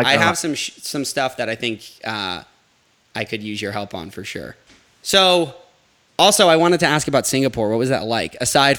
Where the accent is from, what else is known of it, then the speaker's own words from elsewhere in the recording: North Shore of Massachusetts, United States; I'm Japanese and Italian, and I'm from the North Shore of Massachusetts.